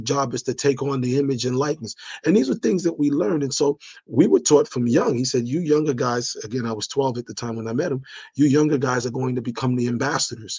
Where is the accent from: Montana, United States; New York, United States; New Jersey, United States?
New York, United States; New York City; accent: New York; also born or lived in Liberia; I sound New York, you know, I grew up there from 3 years old